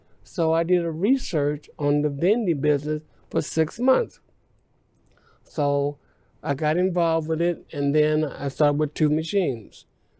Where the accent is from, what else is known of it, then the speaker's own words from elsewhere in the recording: Indianapolis, Indiana, United States; moved away as an adult; now in Texas, United States; Well, I'm originally from Indianapolis, Indiana. I came here in 1985 from Indianapolis. I was transferred here with my job with General Motors.